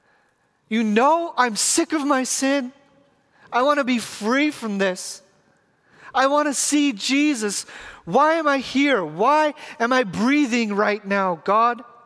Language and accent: English; Renton, Washington, United States; I'm from Renton